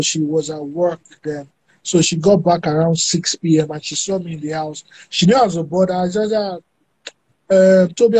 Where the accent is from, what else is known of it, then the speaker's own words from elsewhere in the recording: Abeokuta, Ogun State, Nigeria; also born or lived in Lagos, Nigeria; I spent a huge chunk of my life in Abeokuta. I went to Abeokuta Grammar School